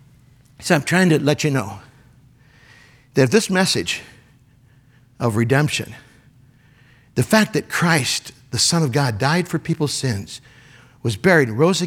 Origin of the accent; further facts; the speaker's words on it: Michigan, United States; moved away; Up where we grew up in Michigan, that would have been tornado.